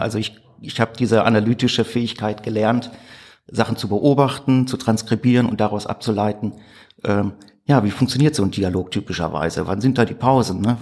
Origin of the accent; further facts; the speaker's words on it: Gladbeck, North Rhine-Westphalia, Germany; also born or lived in Gelsenkirchen; Ich äh, komme aus Gladbeck in Westfalen. Da bin ich 1977 geboren worden.